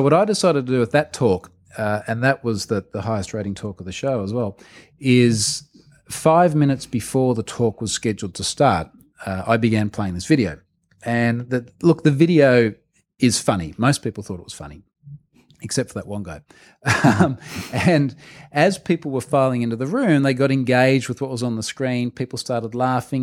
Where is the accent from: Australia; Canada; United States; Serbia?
Australia; as the Australian